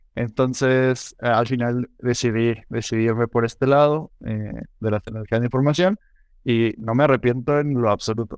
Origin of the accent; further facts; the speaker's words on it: Morelia, Michoacán, Mexico; now in San Luis Potosí, Mexico; yo no soy de, de, aquí de San Luis, em, yo crecí en Morelia, Michoacán.